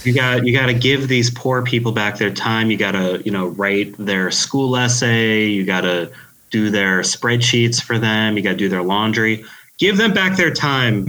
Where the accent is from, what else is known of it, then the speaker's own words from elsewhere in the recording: New York City, New York, United States; accent: Queens; I am from Queens, Queens, New York. There, you know, thus my very strong Queens accent.